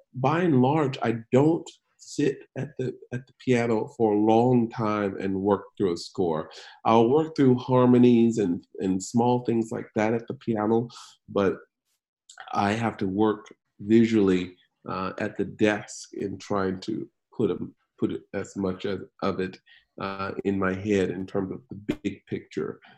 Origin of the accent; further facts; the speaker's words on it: Macon, Georgia, United States; growing up in Macon, Georgia